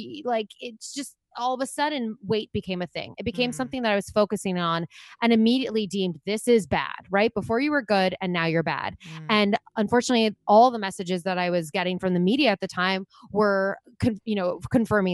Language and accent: English; Long Island, New York, United States; I grew up on Long Island in New York